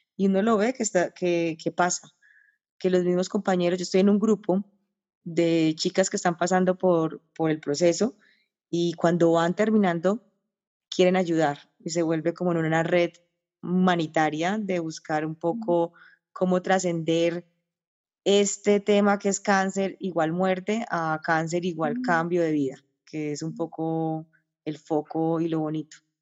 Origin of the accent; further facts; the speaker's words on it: Paisa, Antioquia, Colombia; yo soy paisa